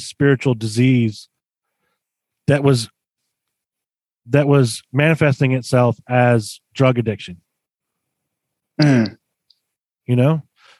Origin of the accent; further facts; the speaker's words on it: Roswell, Georgia, United States; also born or lived in Atlanta, Georgia / Milledgeville, Georgia; I grew up in Roswell, Georgia.